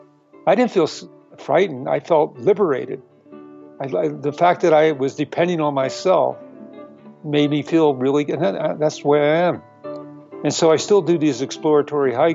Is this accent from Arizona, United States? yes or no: no; Philadelphia, Pennsylvania, United States; I was raised in Philadelphia